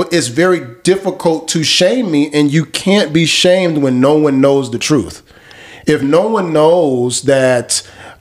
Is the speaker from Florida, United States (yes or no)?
yes; Miami, Florida, United States; I'm from Miami, the city of capping